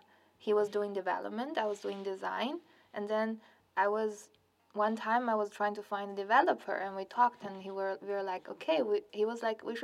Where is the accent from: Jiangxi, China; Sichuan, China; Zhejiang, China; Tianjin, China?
Tianjin, China; moved away as an adult; also born or lived in Shanghai, China / Netherlands; now in Sweden; I grew up in China up until my bachelor. So in a city called Tianjin